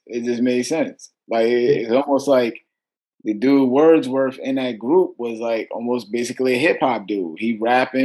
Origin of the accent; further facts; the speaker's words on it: New York City, New York, United States; moved away as an adult; now in Florida, United States; I'm from Brooklyn, man. I'm from Kensington, Brooklyn. And yeah, man, that's where I'm from originally. And, you know, I'm in Florida now